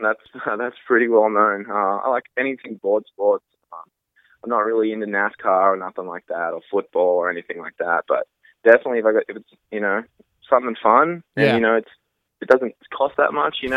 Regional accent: Australia; moved away; I'm Australian

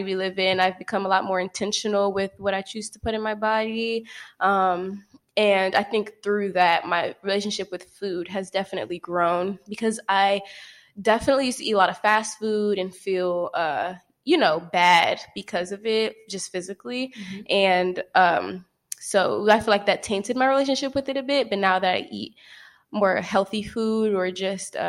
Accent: Temple Hills, Maryland, United States; I am from PG County, Maryland, more specifically like the Temple Hills area, closer to DC, not really from Baltimore

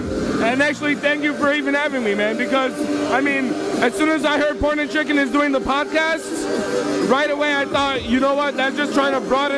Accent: Chicago, Illinois, United States; I was actually born and raised in Chicago.

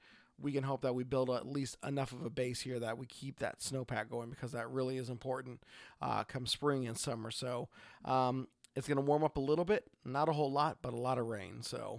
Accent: Oregon, United States; I am … from Oregon.

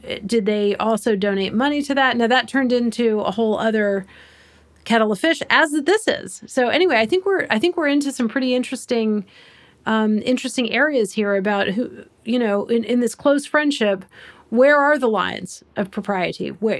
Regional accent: United States; as an American

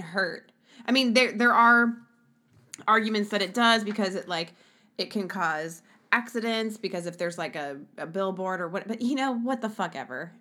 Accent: Ohio, United States; now in Arkansas, United States; I'm from Ohio, and we live in this sh-, uh, we live in Arkansas

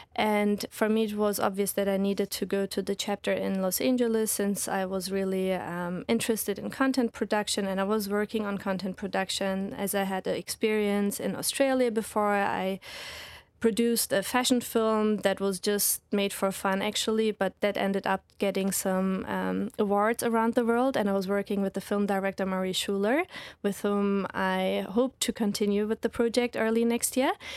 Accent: Reutlingen, Baden-Württemberg, Germany; moved away as an adult; also born or lived in Lincoln, United Kingdom / London, United Kingdom; now in Hawaii, United States; So I'm from Germany, raised by Turkish parents

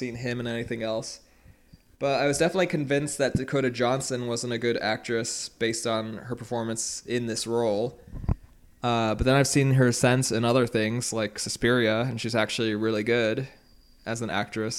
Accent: United Kingdom; I'm British

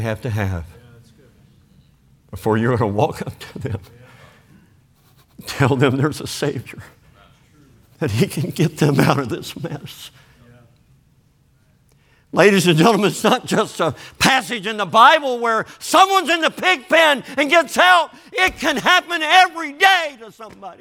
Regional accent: Kentucky, United States; moved away

